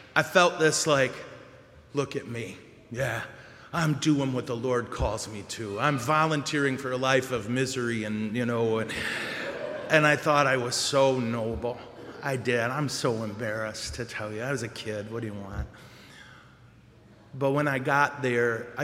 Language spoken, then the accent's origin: English; Montrose, Michigan, United States; I'm from Montrose